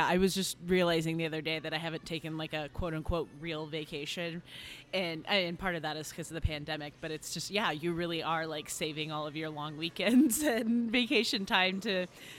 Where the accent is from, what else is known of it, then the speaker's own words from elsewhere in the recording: Indianapolis, Indiana, United States; So I'm from Indianapolis, which is about an hour north of Bloomington, where we're holding this festival.